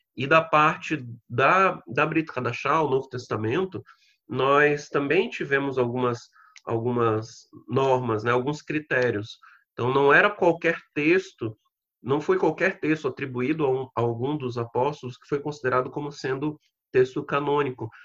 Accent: Brazil

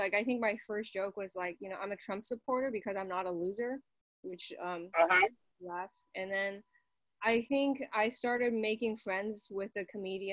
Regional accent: China; English is a second language; now in United States; I grew up in China

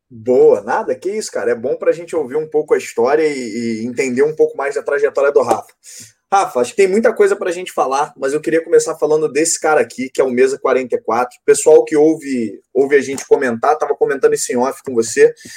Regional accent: Rio de Janeiro, Brazil; accent: carioca; do sotaque, sabe que eu sou carioca

